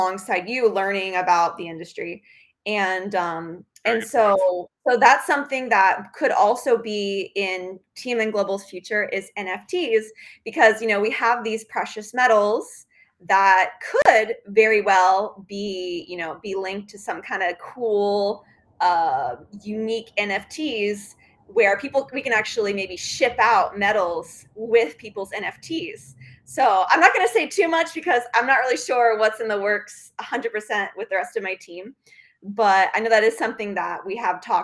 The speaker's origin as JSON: {"language": "English", "town": "Sarasota", "region": "Florida", "country": "United States", "tie": "born or raised there", "also_born_or_lived": "Bradenton, Florida / Europe", "moved": "yes", "said": "I grew up in Florida. I grew up in Sarasota, Bradenton, Florida"}